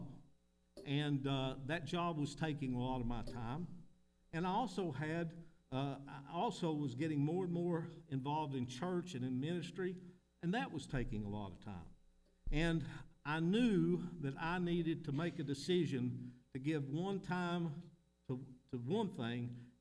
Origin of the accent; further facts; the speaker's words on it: Middlesboro, Kentucky, United States; I'm from Middlesbrough, Kentucky.